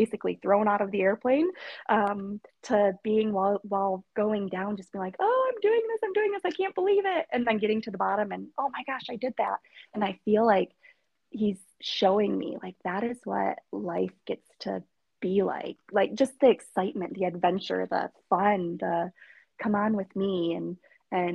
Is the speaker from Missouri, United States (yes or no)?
no; Michigan, United States; from Michigan